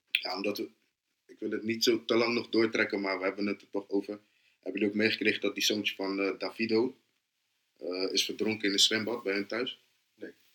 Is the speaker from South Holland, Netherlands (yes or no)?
yes; Rotterdam, South Holland, Netherlands; Ik ben van Noord, toch? Mm. Ja, Rotterdam Noord